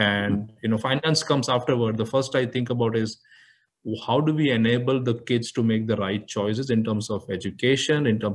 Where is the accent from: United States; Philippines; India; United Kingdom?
India; Mumbai, Maharashtra; born, brought up, everything in Bombay